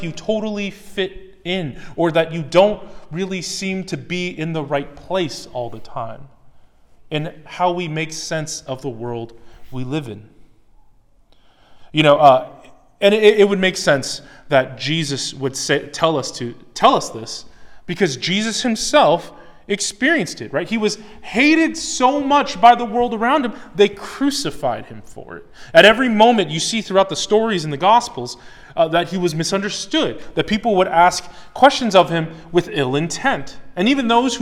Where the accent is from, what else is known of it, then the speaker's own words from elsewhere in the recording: United States; I'm American. I grew up in America.